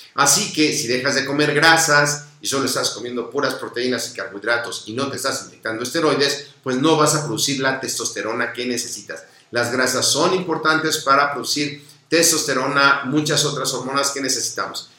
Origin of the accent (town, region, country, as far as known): Mexico